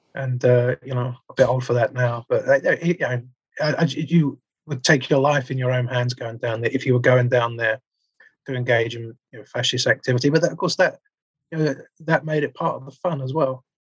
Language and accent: English; London, United Kingdom; I grew up in Southeast London